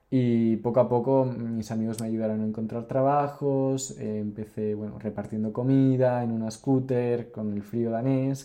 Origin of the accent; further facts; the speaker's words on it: near Santander, Cantabria, Spain; moved away as an adult; also born or lived in Mexico City, Mexico / Germany / Barcelona, Spain / Denmark; yo nací en México, pero me fui muy pequeño a España, me vine muy pequeño a España cuando tenía dos años. Y viví en Santander toda mi vida, en Cantabria, bueno, no en Santander, sino en un pueblo cerca. Em, y después, bueno, crecí allí, fui al colegio allí, fui al instituto allí